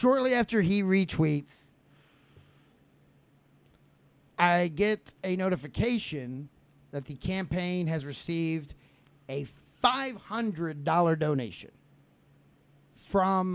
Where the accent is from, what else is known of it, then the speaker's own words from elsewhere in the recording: Franklin, United States; we grew up with in Franklin